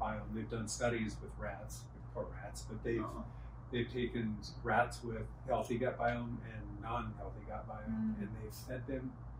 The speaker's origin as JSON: {"language": "English", "region": "California", "country": "United States", "tie": "born or raised there", "said": "I grew up in California."}